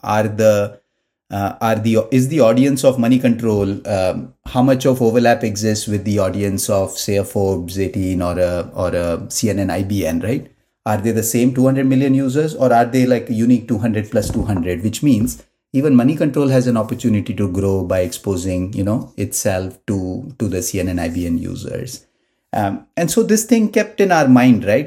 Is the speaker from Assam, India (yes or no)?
no; Mumbai, Maharashtra, India; moved away as an adult; Born and brought up in Mumbai. Uh, I did my, you know, sort of first twenty-five years of my life in Mumbai